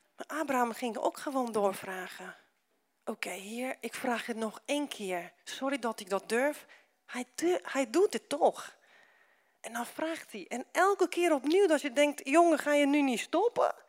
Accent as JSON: {"language": "Dutch", "country": "Romania", "moved": "yes", "lives_now": "Netherlands", "said": "omdat ik uit Roemenië kom"}